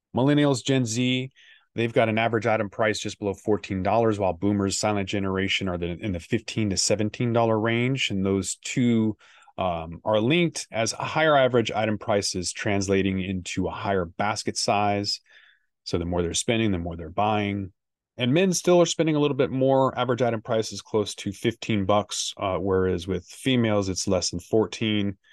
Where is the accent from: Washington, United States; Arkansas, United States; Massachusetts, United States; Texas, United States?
Washington, United States; my hometown of Washington State